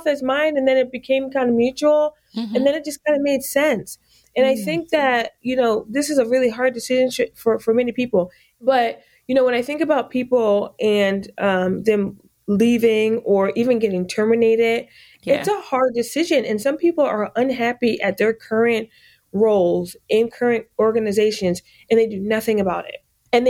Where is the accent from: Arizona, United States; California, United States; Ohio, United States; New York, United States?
New York, United States; also born or lived in Fort Knox, Kentucky / Germany; So I was born in Fort Knox, Kentucky. {S6} Wow. {S7} And, spent some time in Germany and was raised in upstate New York and went to school in upstate New York as well.